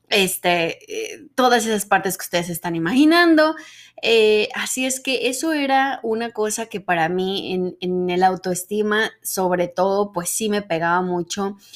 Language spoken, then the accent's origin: Spanish; Mexico; accent: Mexican neutral accent; A pesar de que decían en el medio que siendo mexicana y teniendo el dichoso acento neutro, que yo pienso que yo ya no lo tengo, pero bueno, el dichoso acento neutro mexicano